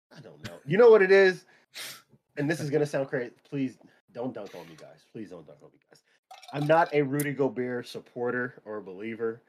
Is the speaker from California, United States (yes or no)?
yes; San Diego, California, United States; Growing up in San Diego